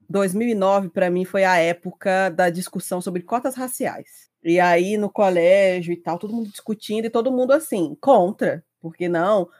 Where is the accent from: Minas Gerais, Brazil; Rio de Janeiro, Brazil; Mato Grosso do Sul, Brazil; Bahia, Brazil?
Minas Gerais, Brazil; Juiz de Fora; Nascida e criada, eu sempre vivi aqui em Juiz de Fora, Minas Gerais